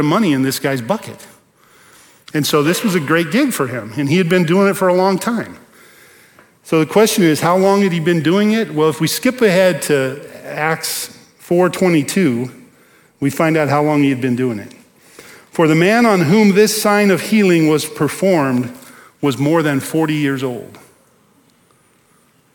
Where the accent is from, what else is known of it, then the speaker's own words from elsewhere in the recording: Bakersfield, California, United States; moved away; I grew up in Bakersfield.